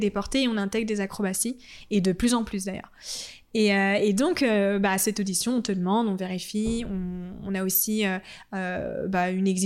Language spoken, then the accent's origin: French; Annecy, Auvergne-Rhône-Alpes, France; On, est, on vient